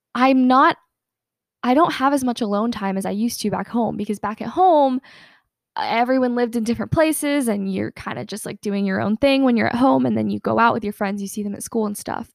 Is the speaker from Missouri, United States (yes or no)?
no; Atlanta, Georgia, United States; I'm from Atlanta, Georgia